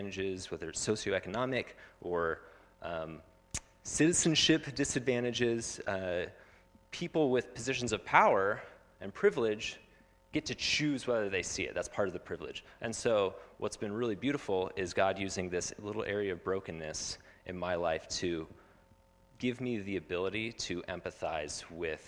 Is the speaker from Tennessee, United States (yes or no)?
no; Phoenix, Arizona, United States; I grew up in Phoenix